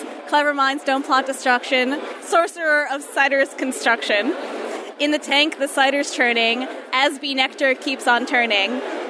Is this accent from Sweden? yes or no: no; Woodmere, New York, United States; I'm also from Nassau County.